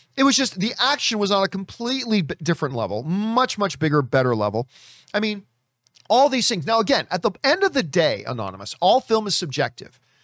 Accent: Hamilton, Ontario, Canada; from my hometown

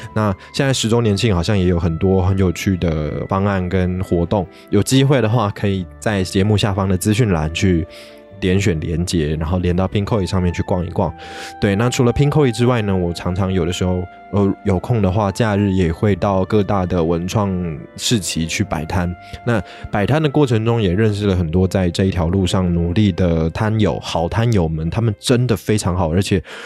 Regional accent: Taiwan; 我的父亲是韩国华侨，我的母亲是道地的台湾人

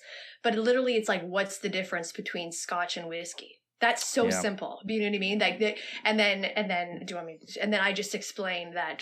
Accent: Alberta, Canada; we're like the Texas of Canada, we're called sometimes

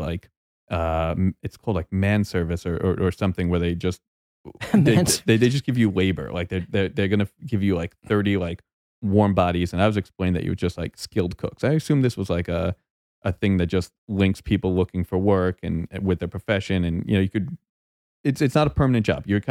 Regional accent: New York, United States; moved away as an adult; also born or lived in Long Island / California; New York

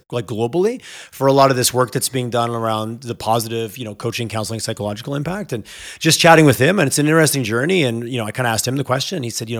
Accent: Montreal, Quebec, Canada; I grew up in Montreal

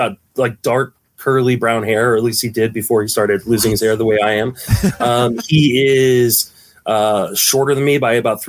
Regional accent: Washington, District of Columbia, United States; I was born in Washington, D.C.

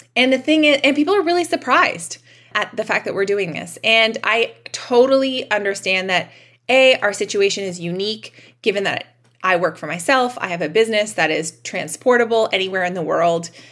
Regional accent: Canada; we're Canadian. We deal with cold winters every year

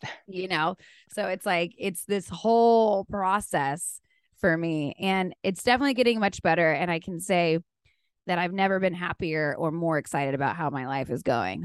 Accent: South Texas, United States; now in Nashville, United States; I'm from South Texas, born and raised, grew up hunting and fishing.

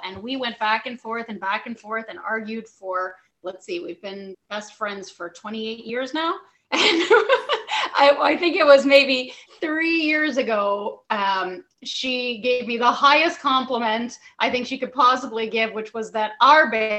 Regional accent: Toronto, Ontario, Canada; moved away as an adult; also born or lived in Chicago / Vancouver; now in Niagara Falls, Canada; I was born, so I was actually born in Chicago. We lived in Chicago, then Vancouver, and then Toronto, but mostly I grew up in Toronto.

